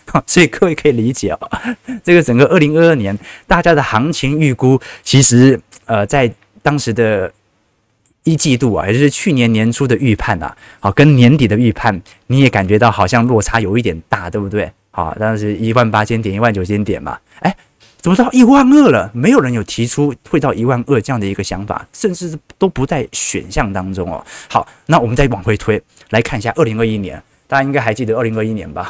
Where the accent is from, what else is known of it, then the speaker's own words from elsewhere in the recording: Taiwan; 我们台湾人